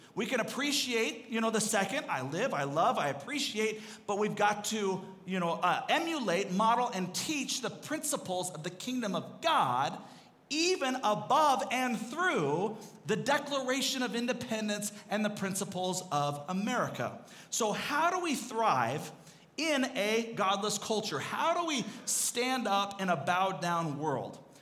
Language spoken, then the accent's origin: English; Seattle, Washington, United States; also born or lived in Arizona; I grew up up in Seattle